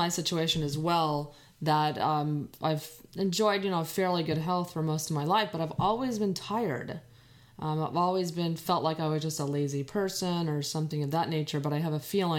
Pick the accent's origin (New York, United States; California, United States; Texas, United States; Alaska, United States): Texas, United States; I grew up in Texas.